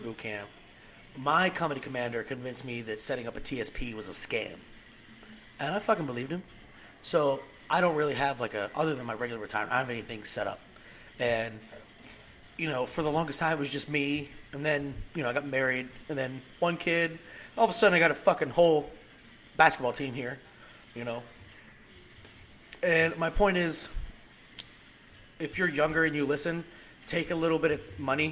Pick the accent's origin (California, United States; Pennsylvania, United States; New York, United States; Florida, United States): Pennsylvania, United States; moved away as an adult; I'm from Pennsylvania